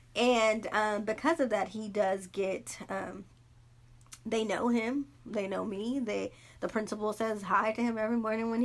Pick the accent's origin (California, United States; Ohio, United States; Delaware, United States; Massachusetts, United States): California, United States; Los Angeles; also born or lived in Inglewood, California; I'm born and raised in South Central Watts, California